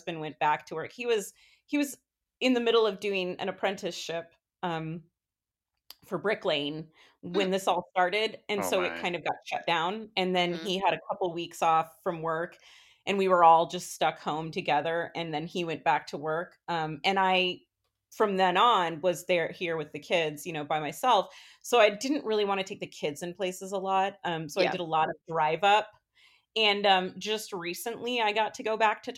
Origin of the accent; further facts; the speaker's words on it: Ames, Iowa, United States; moved away as an adult; also born or lived in Twin Cities, Minnesota; I'm originally from Ames. And I grew up here